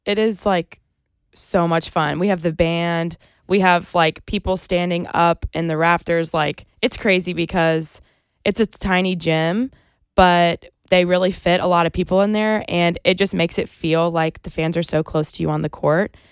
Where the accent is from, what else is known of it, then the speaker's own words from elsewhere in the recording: Greenville, South Carolina, United States; moved away as an adult; now in Columbia, United States; I'm from Greenville, which is only an hour and a half away.